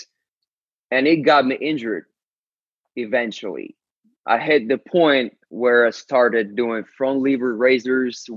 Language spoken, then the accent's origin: English; Ukraine; English is a second language; I'm from Ukraine. I barely spoke English at the time